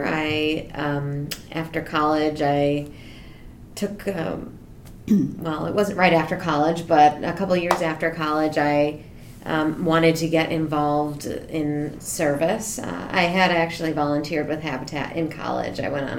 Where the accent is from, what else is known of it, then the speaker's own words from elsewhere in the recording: Michigan, United States; moved away; also born or lived in Delaware; When I was living in Delaware, it was just... Because I'm from Michigan